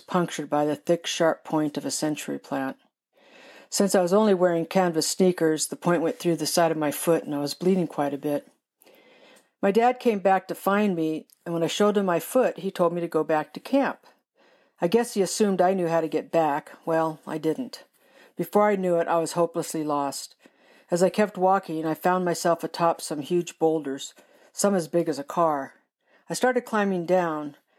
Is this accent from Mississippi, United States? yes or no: no; Southern California, United States; I grew up in Southern California